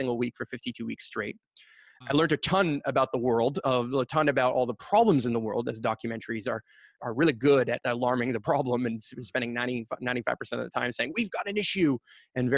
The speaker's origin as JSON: {"language": "English", "town": "Montreal", "region": "Quebec", "country": "Canada", "tie": "born or raised there", "said": "I currently still live and grew up and born and raised in Montreal and proud of it"}